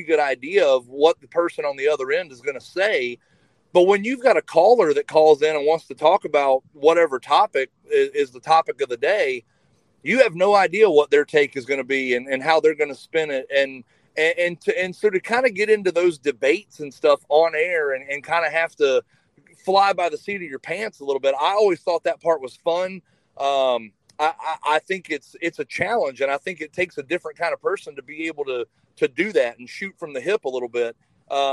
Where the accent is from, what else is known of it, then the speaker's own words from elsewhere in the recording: North Carolina, United States; moved away as an adult; I grew up in North Carolina and then joined the Army